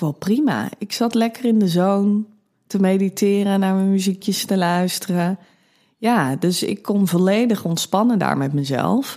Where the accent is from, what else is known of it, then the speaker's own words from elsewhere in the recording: Amsterdam, North Holland, Netherlands; 34 jaar oud, kom uit Amsterdam.